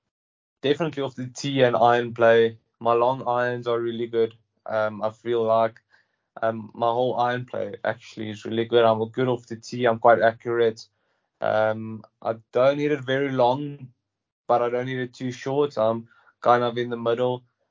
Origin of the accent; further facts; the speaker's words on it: South Africa; Growing up in South Africa, you play on every single grass that you get.